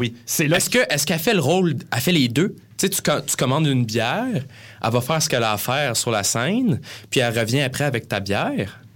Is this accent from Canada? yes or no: yes; Granby, Quebec, Canada; moved away as an adult; now in Montreal, Canada; on vient de Granby